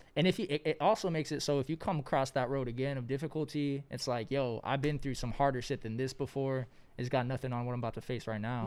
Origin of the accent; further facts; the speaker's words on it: Los Angeles, California, United States; I've been born and raised in Los Angeles out here